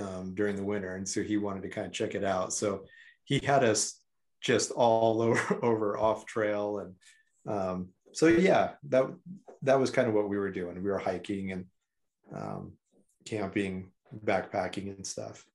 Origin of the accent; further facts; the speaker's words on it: rural Idaho and Eastern Oregon, United States; I grew up in, um, rural Idaho and Eastern Oregon